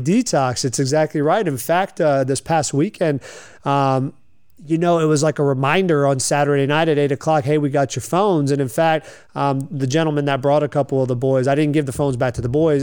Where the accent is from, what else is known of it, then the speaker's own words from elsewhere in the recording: Lakeland, Florida, United States; also born or lived in Delray Beach, Florida; I grew up here in Lakeland, graduated from George Jenkins High School in 1998.